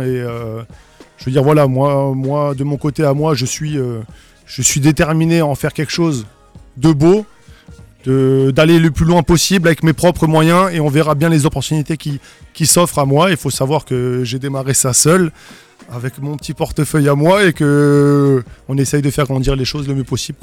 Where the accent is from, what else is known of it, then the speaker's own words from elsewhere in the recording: Strasbourg, Grand Est, France; je suis alsacien et strasbourgeois de naissance